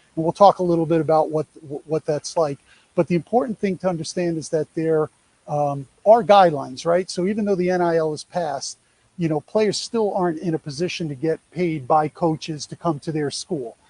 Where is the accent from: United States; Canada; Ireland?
United States; New York; I'm a Yankee